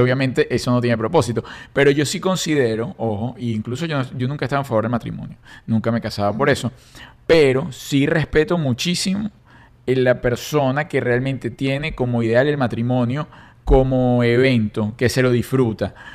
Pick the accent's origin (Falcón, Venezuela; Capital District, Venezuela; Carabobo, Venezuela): Capital District, Venezuela; Caracas; moved away; yo fui paje, era, salí en todos los periódicos de Caracas, de la Socialité de Caracas